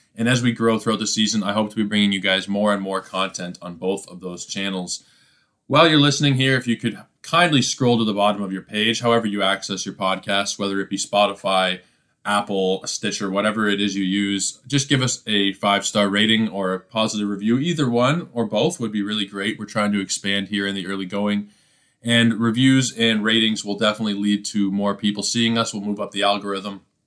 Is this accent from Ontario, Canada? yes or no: yes; Toronto, Ontario, Canada; my hometown, Toronto Blue Jays